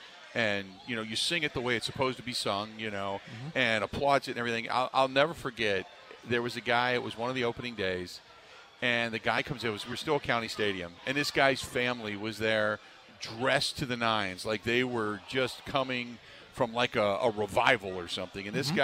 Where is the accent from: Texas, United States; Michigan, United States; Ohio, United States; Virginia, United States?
Ohio, United States; Cincinnati; moved away as an adult; now in Wisconsin, United States; I grew up in Cincinnati, and that was where the Finley Market Parade took place.